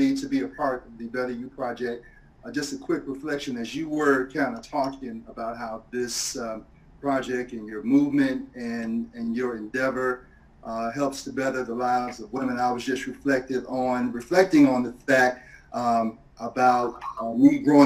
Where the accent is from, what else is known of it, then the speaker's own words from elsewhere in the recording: Portsmouth, Virginia, United States; moved away as an adult; also born or lived in Miami / Philadelphia / Bowie, Maryland; I grew up in Portsmouth, Virginia, down in southeastern Virginia